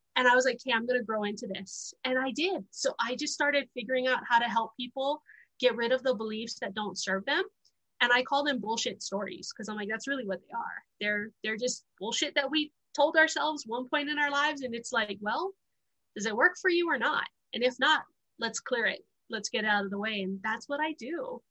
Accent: Honolulu, Hawaii, United States; moved away; also born or lived in Wyoming; I uh, was born and raised in Honolulu, Hawaii

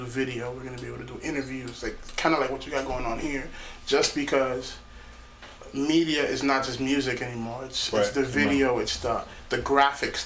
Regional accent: Jersey City, New Jersey, United States; I'm from Jersey City

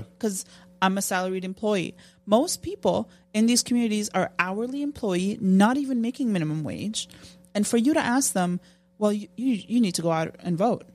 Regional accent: Jordan; moved away; I grew up in Jordan

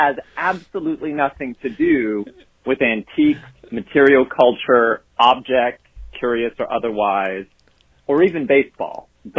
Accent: the South, United States; I was growing up in the South, and it's just kind of what boys had to do in the rural culture that I grew up in.

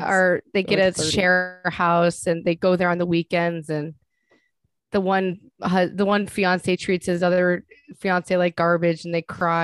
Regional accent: Rochester, New York, United States; I'm from Rochester, New York.

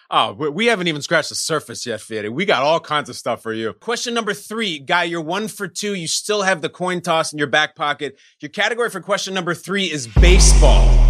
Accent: Chicago, Illinois, United States; that's my hometown

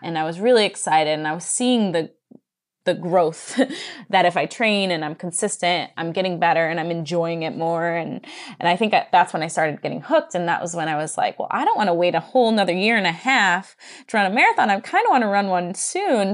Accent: Johnson City, New York, United States; I grew up in Johnson City, New York

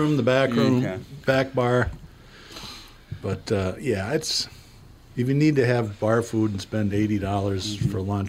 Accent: Boston, Massachusetts, United States; You know, it's my hometown, but it's not my... There are parts of Boston I like, but generally it's really hard to get through.

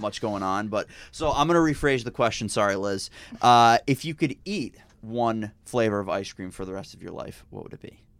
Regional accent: Northeast, United States; I am from the Northeast

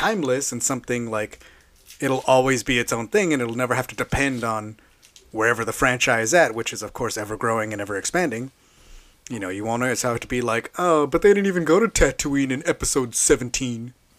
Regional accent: Texas, United States; I'm from Texas.

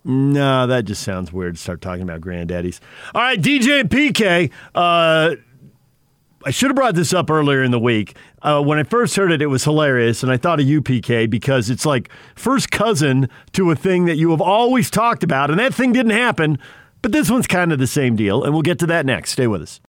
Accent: West Coast, United States; I grew up on the West Coast

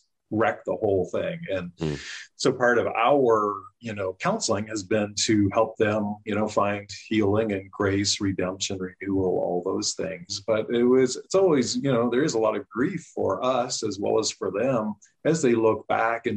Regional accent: Canada; moved away as an adult; now in United States; I grew up in Canada, came to the U.S. in 93 to get my master's in counseling

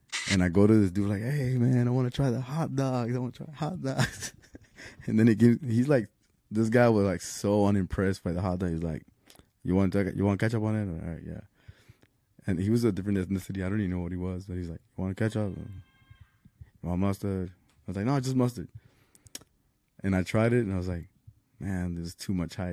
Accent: Laredo, Texas, United States; also born or lived in Chicago, Illinois / Houston, Texas; I lived in Chicago until I was six, and then we moved to Laredo

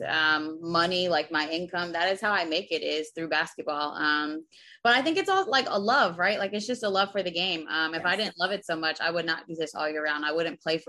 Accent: Berlin, New Jersey, United States; also born or lived in Greece; I'm from Berlin, New Jersey, a small city like 30 minutes from Philly in Jersey. So a proud Jersey girl

